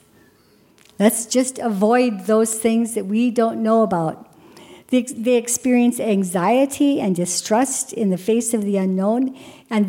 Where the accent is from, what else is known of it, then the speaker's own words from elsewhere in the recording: Kildare, North Dakota, United States; moved away; a little girl growing up in North Dakota in Kildare